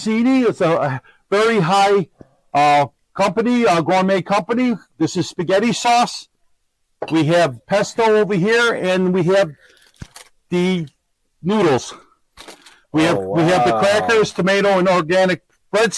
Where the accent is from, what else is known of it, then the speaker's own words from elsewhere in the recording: Chicago, Illinois, United States; also born or lived in Streamwood, Illinois; now in Aurora, United States; I grew up in Logan Square, Chicago